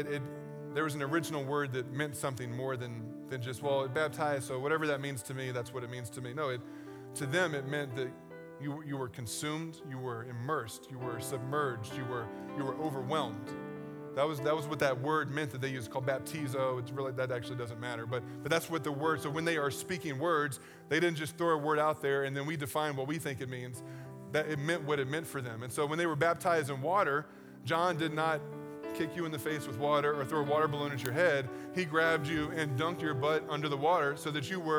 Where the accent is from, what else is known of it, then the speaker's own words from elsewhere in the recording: East Coast, United States; moved away; I grew up on the East Coast